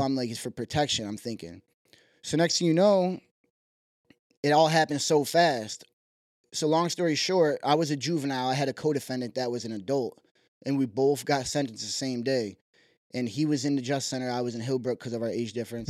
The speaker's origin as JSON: {"language": "English", "town": "Syracuse", "region": "New York", "country": "United States", "tie": "born or raised there", "also_born_or_lived": "Malone, New York / South Dakota", "said": "Moved to Syracuse, probably, like, first grade ages. Growing up on the west side"}